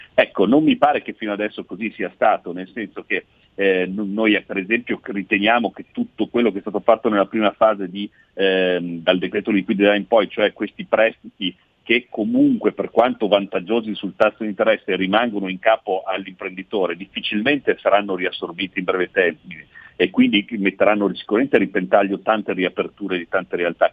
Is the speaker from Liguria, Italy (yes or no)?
no; Milan, Lombardy, Italy; also born or lived in Veneto; sono di Milano ma sono di origine veneta